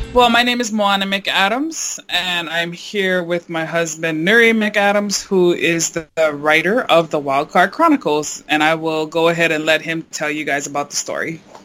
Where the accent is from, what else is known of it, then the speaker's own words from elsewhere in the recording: Hawaii, United States; now in East Coast, United States; I'm originally from Hawaii, but we live out here on the East Coast